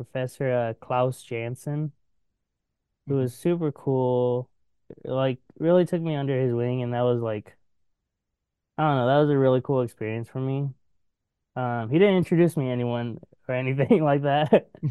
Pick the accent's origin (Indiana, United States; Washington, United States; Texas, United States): Washington, United States; now in Portland, United States; I'm from Washington